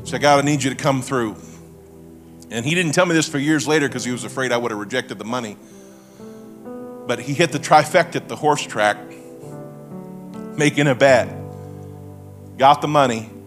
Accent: Springfield, Missouri, United States; I'm from Springfield. I live in the Ozarks

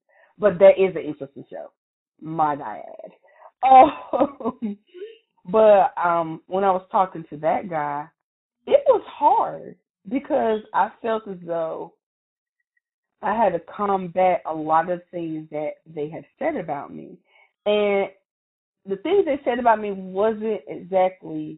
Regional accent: Lumberton, United States; I'm from Lumberton

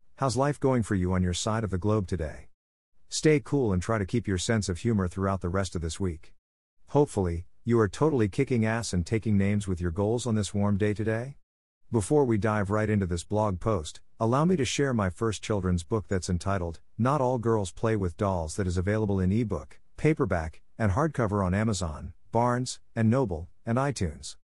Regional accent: New York City, New York, United States; being from New York City and having a teenager.

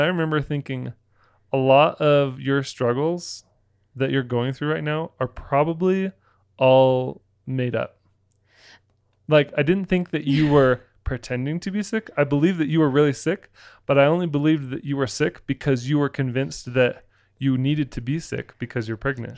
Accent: Florida, United States; moved away; also born or lived in Utah; I grew up in Florida

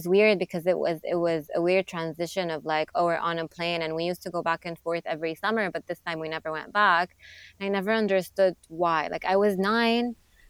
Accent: Jeddah, Makkah Province, Saudi Arabia; born or raised there; moved away as an adult; also born or lived in Montreal, Canada; now in New York, United States

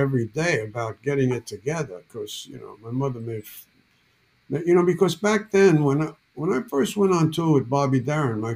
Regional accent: New York City, New York, United States; I'm from Bronx, New York City. Nobody listened to country music in Bronx

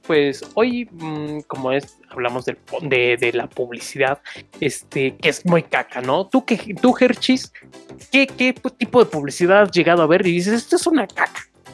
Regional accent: Chimalhuacán, State of Mexico, Mexico; Yo soy de Chimalhuacán, bueno, de acá

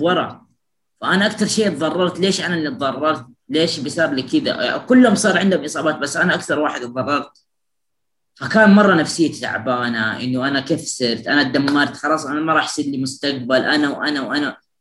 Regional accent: Jeddah, Makkah Province, Saudi Arabia; أنا من جدة

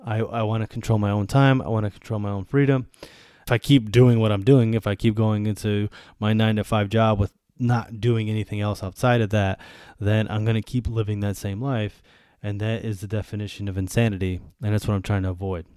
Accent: Buffalo, New York, United States; moved away as an adult; also born or lived in Germany / Bosnia; now in Washington, D.C., United States; I grew up in Buffalo, New York

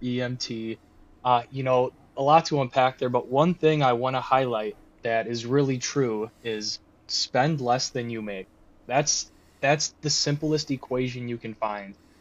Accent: Wisconsin, United States; we're from the Wisconsin area, if you couldn't tell.

